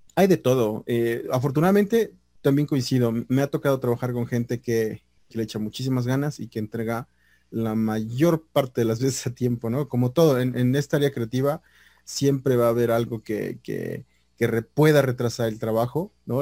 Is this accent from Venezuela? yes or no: no; Mexico; sí soy mexicano, mexicano